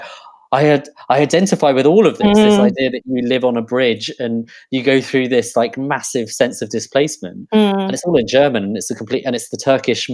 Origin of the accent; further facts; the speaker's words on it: London, United Kingdom; a middle-class brown person growing up in Harrow